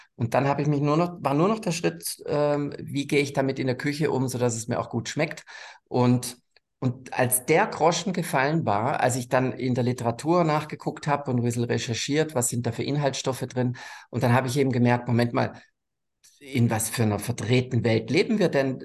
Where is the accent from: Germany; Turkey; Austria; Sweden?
Germany; bin aufgewachsen am Bodensee